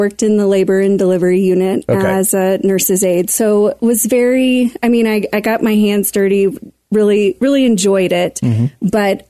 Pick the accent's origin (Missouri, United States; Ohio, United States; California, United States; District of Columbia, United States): Missouri, United States; Vandalia; moved away; also born or lived in Quincy, Illinois; So I'm from a small town in Missouri, Vandalia. Mm-hmm. Grew up on a farm there.